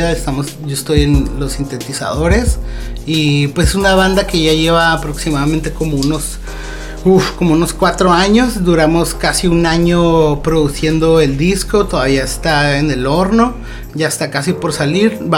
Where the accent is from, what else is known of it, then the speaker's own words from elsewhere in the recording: Mexico; O sea, como mexicana